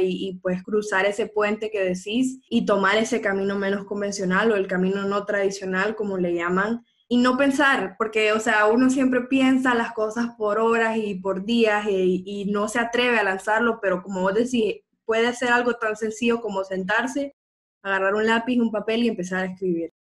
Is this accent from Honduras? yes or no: yes; Honduras; somos mujeres hondureñas